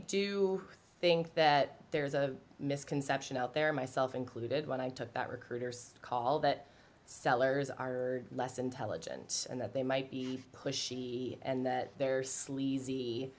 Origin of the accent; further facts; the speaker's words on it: Ireland; I feel like because I'm Irish, I can get away with it this week